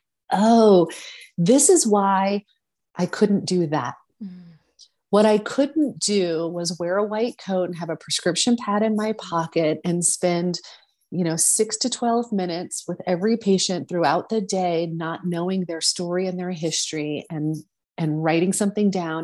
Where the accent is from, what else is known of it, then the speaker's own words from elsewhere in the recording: New Orleans, Louisiana, United States; moved away as an adult; also born or lived in San Francisco; I grew up in New Orleans